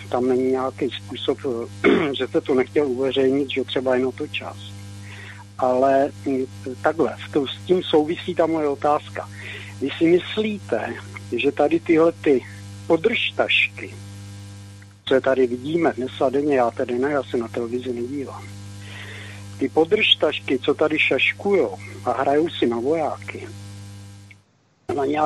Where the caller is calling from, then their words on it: Česká Lípa, Liberec Region, Czechia; z Český Lípy Zdravím pana VK